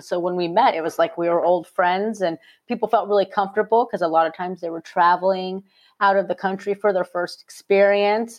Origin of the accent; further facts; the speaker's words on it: Phoenix, Arizona, United States; I'm from Phoenix, Arizona originally